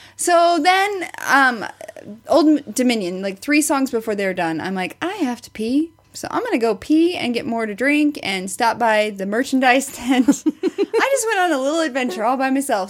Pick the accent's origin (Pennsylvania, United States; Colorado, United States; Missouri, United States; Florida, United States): Missouri, United States; Springfield; I'm from the Springfield area